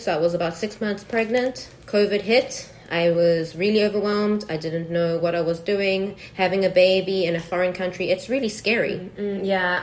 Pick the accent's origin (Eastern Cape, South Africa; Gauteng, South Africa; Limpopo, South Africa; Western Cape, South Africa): Western Cape, South Africa; Cape Town; moved away as an adult; now in Taiwan; from South Africa, sunny Cape Town.